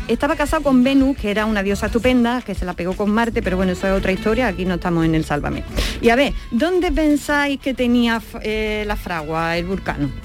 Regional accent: Andalusia, Spain; no solo somos andaluces

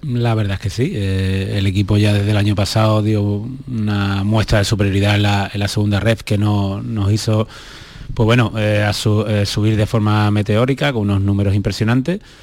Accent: Spain; nosotros que somos españoles

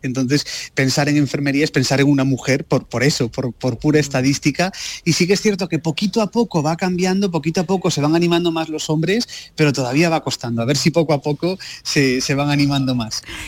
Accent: Lugo, Galicia, Spain; Yo que soy de Lugo la conozco, la conozco bien también, es España vaciada.

